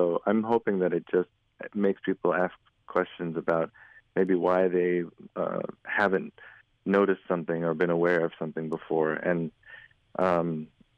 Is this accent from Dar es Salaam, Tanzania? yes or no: yes; Dar es Salaam, Tanzania; moved away; I grew up in East Africa, I grew up in Dar es Salaam